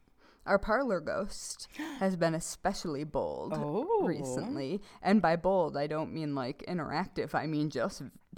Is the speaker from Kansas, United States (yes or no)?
no; New York, United States; now in Vermont, United States; I'm from New York